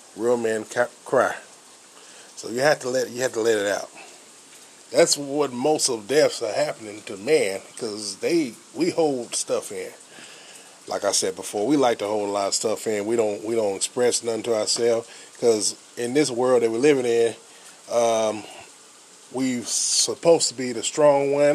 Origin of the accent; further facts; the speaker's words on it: United States; I'm African American